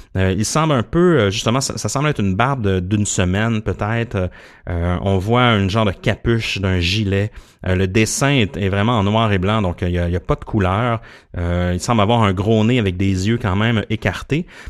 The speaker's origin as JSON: {"language": "French", "town": "Gaspé", "region": "Quebec", "country": "Canada", "tie": "born or raised there", "said": "je viens de la Gaspésie, puis je me rappelle à Gaspé, j'allais souvent me, balader"}